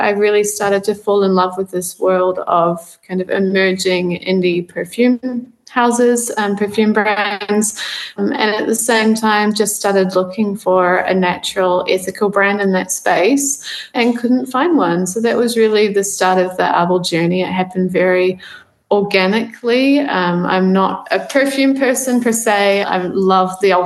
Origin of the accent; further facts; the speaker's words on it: New Zealand; moved away as an adult; also born or lived in Amsterdam; I actually grew up on a farm here in New Zealand